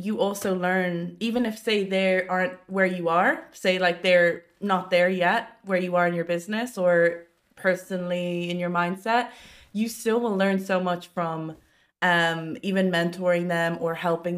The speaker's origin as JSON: {"language": "English", "country": "Ireland", "tie": "born or raised there", "said": "I'm half Irish, half Asian. So, but I've lived here my whole life"}